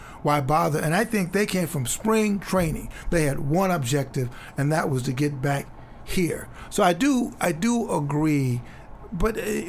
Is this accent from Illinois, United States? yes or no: yes; Chicago, Illinois, United States; moved away; where I grew up in Chicago.